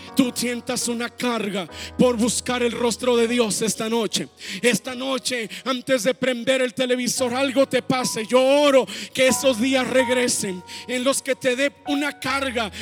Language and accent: Spanish; Mexico; nosotros como mexicanos